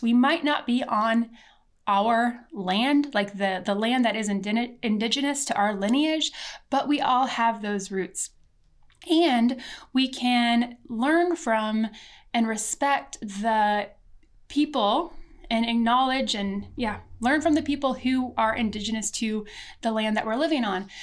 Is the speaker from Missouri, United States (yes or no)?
yes; Missouri, United States; I was born in America in Missouri on what was once the Ozark and Missouri people's land.